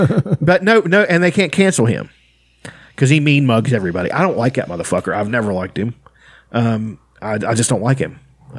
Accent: Appalachia, West Virginia, United States; We're poor whites from Appalachia.

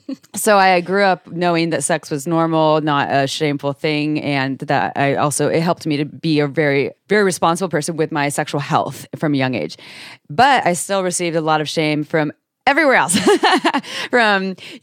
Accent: Santa Cruz, California, United States; And I grew up in Santa Cruz, California, in a household with, it was definitely dysfunction in there.

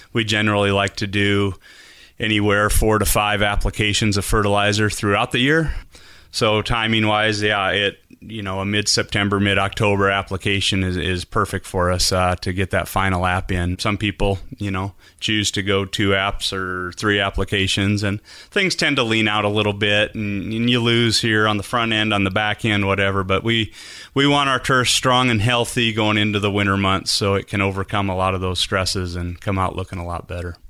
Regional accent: South Dakota, United States; moved away as an adult; also born or lived in Southern California; now in Idaho, United States; I grew up in South Dakota

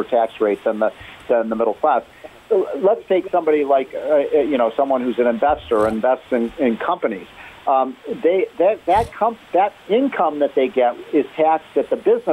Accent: Illinois, United States; I grew up in Illinois

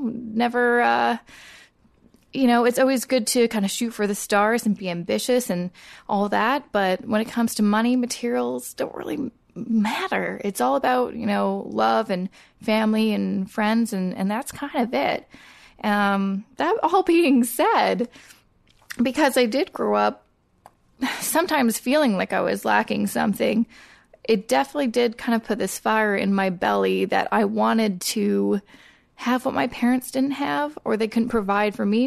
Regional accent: Coquitlam, British Columbia, Canada; I grew up in Coquitlam, which is a suburb about thirty minutes outside of Vancouver.

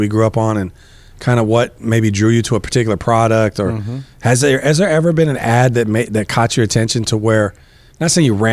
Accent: Lakewood, California, United States; the house that I grew up in Lakewood

